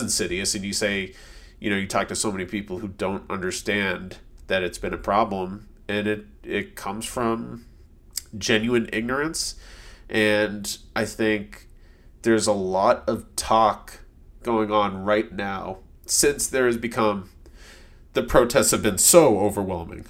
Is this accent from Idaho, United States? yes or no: no; a suburb outside of Boston, Massachusetts, United States; moved away; growing up in a suburb outside of Boston